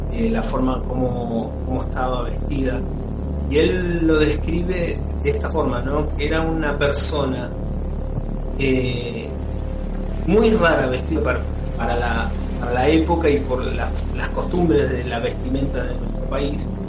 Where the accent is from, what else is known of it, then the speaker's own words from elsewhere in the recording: Hurlingham, Buenos Aires Province, Argentina; prácticamente podría decir que nací en, en Hurlingham porque yo soy de la capital, o sea, nací en Capital Federal, pero desde muy chico me, me instalé en la provincia de Buenos Aires y casualmente en Hurlingham.